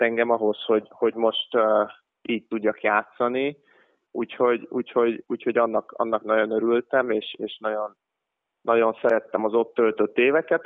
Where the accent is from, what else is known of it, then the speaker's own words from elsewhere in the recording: Hungary; moved away as an adult; also born or lived in Idaho, United States; magyarok mi nem sokan voltunk